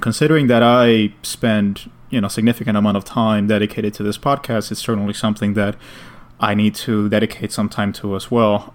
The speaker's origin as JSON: {"language": "English", "town": "New York City", "region": "New York", "country": "United States", "said": "as a New Yorker"}